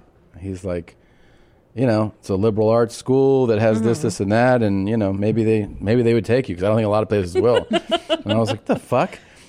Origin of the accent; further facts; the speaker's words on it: Florida, United States; moved away; also born or lived in Cincinnati, Ohio / Hickory, North Carolina; originally from Cincinnati, but I went to high school in Florida.